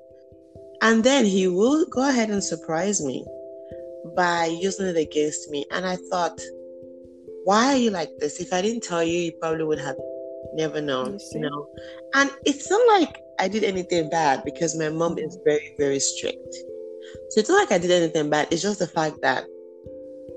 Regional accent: Nigeria; moved away; That's how we say it in Nigeria growing up

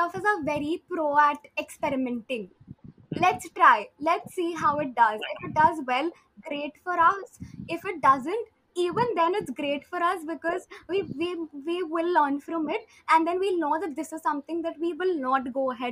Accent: Kolkata, West Bengal, India; we are from Calcutta

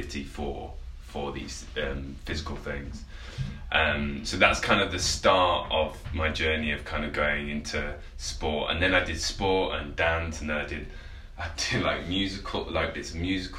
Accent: Penistone, Yorkshire and the Humber, United Kingdom; also born or lived in Sheffield; I was born in Sheffield and then I moved out to a place called Penistone, which is like basically in the middle of nowhere near in a Barnsley district in the countryside

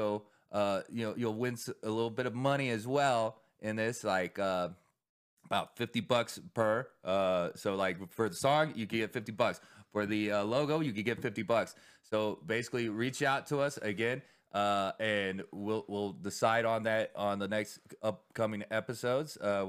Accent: Texas, United States; I'm from Texas.

